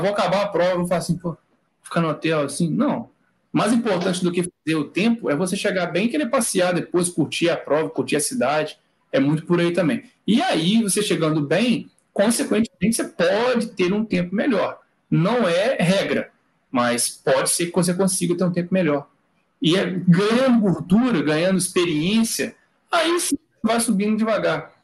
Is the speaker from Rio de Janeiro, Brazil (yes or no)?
no; Recife, Pernambuco, Brazil; eu sou de Recife já